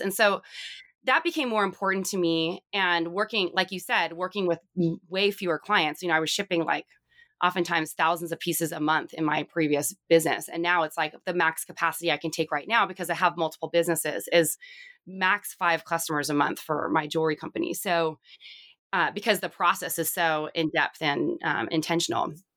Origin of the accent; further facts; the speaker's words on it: Southern California, United States; I grew up in Southern California